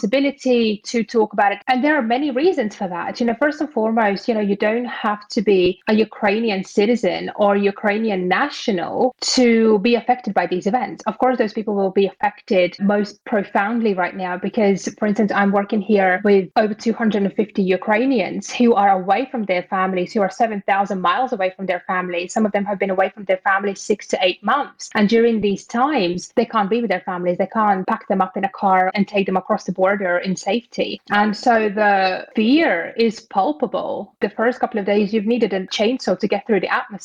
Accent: Latvia; also born or lived in United Kingdom; now in South America; I'm originally from Latvia. I have spent over a decade in the UK, working there, living there, studying there, building my career out there. And currently I live in South America

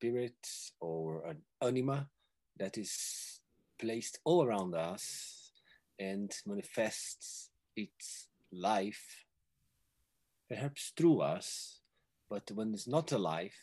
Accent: Brazil; now in Wales, United Kingdom; I'm from Brazil originally

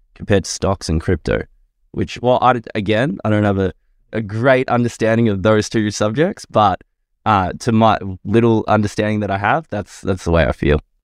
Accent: southeast suburbs of Victoria, Australia; I grew up in a pretty big family, uh, five kids, so two brothers, two sisters in the southeast suburbs of Victoria.

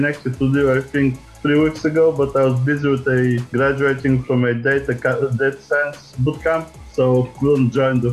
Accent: Bulgaria; moved away as an adult; now in United States; I am originally from Bulgaria, came to the States to do a PhD in physics a long time ago

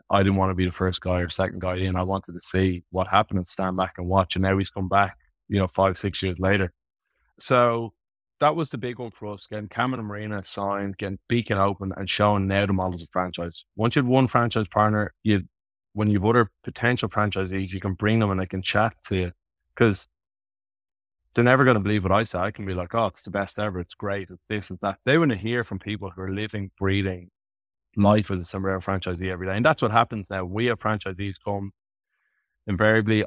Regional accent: Dublin, Leinster, Ireland; also born or lived in Canberra, Australia; I was back in Dublin at my parents' house at the time

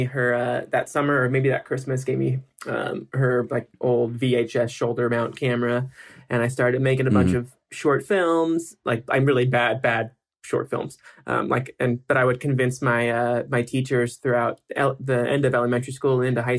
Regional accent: Yorba Linda, California, United States; also born or lived in Whittier, California / Culver City, California; now in Los Angeles, United States; we moved from Whittier in end of May of 93, to Yorba Linda, Orange County

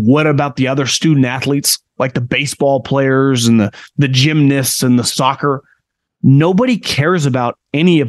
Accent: Davis, California, United States; I grew up in Davis

